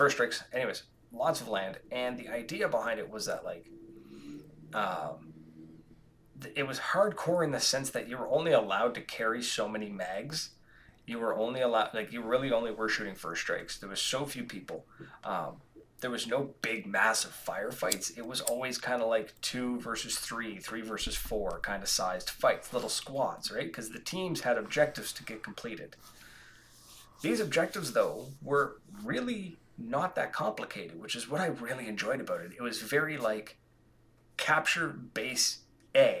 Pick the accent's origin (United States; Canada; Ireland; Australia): Canada; we're Canadian.